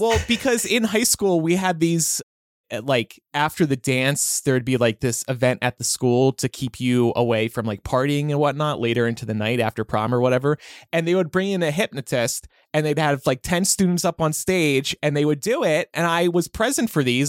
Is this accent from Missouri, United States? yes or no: no; New Jersey, United States; growing up in South Jersey